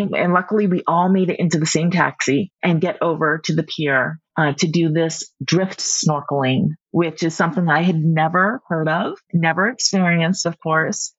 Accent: Seattle, Washington, United States; being born and raised in Seattle

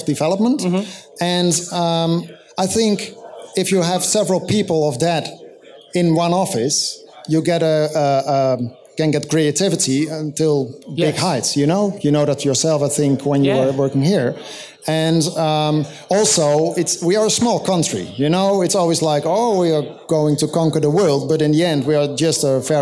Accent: Amsterdam, North Holland, Netherlands; we are from Amsterdam

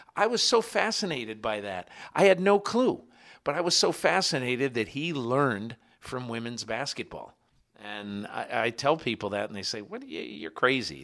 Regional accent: Connecticut, United States; I'm from Connecticut

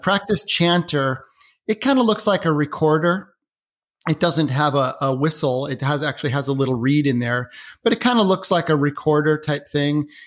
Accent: Portland, Oregon, United States; now in Seattle, United States; I grew up in Portland, lived now in, in Washington State in Seattle

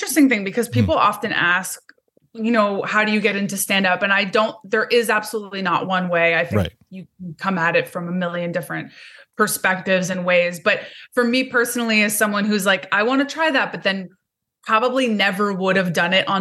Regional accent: Montreal, Quebec, Canada; moved away as an adult; now in Toronto, Canada; I'm from Montreal. Originally from Montreal, so that's where I was born and raised. But I've been in Toronto for 15, 16 years, maybe

